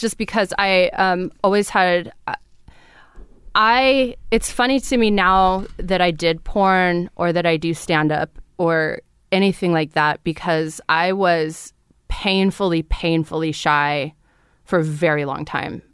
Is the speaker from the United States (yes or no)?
yes; Fresno, California, United States; I grew up in Fresno, California